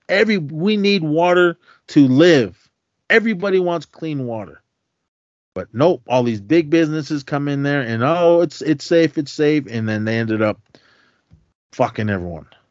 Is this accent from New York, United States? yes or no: no; Oakland, California, United States; we had growing up in Oakland.